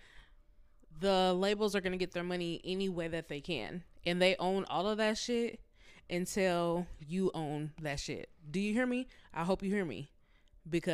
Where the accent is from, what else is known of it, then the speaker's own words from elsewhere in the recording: West Coast, United States; We're from the West Coast